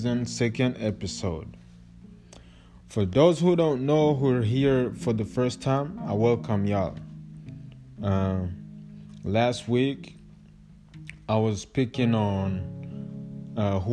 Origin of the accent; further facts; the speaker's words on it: Kigali, Rwanda; moved away; I'm like half Congolese, half Rwandese, but I was born and raised in Rwanda, Kigali